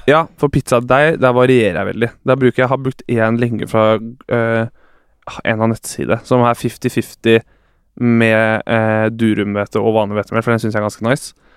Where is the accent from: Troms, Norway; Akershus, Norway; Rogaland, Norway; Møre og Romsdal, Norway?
Akershus, Norway; Bærum; moved away as an adult; also born or lived in Trondheim; now in Oslo, Norway; Jeg er jo fra Bærum, og pappa er med i vinklubb